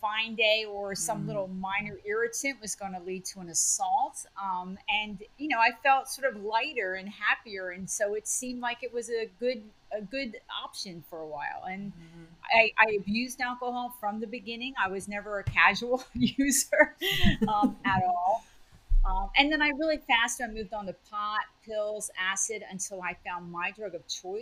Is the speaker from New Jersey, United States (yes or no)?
yes; New Jersey, United States; moved away as an adult; also born or lived in California; I grew up in New Jersey, so it was a big move for me all the way across the country